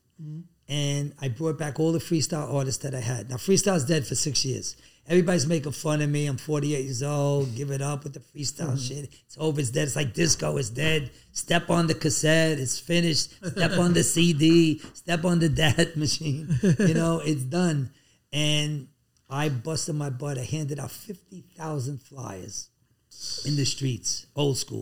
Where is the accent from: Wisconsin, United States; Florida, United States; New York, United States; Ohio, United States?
New York, United States; New York City; I feel it's part of my culture because I grew up in the South Bronx